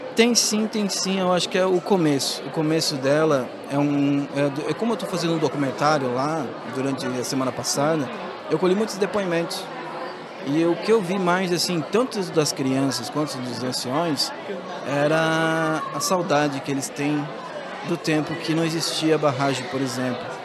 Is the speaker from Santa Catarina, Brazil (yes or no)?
yes; Santa Catarina, Brazil; somos é, originários aqui desse estado de Santa Catarina.